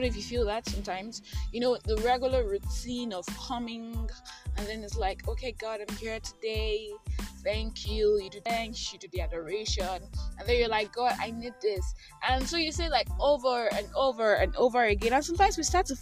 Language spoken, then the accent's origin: English; Nigeria; I am that Nigerian Christian talkaholic